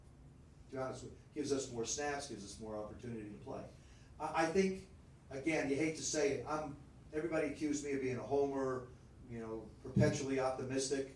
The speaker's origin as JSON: {"language": "English", "town": "South River", "region": "New Jersey", "country": "United States", "tie": "born or raised there", "said": "I grew up in Central Jersey, South River."}